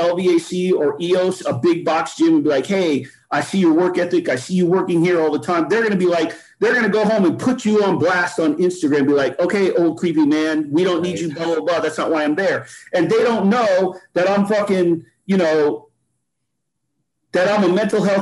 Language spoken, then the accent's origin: English; Las Vegas, Nevada, United States; also born or lived in New York; I was born in New York. I was raised in Las Vegas.